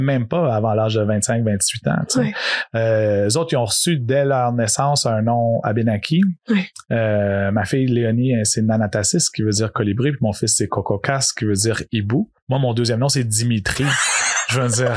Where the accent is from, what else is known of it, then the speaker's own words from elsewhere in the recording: Montreal, Quebec, Canada; also born or lived in Yamaska, Quebec / Odanak, Quebec; à l'âge de 5 ans, je suis, j'ai déménagé à Montréal. Fait que moi, je me considère vraiment Montréalais dans l'âme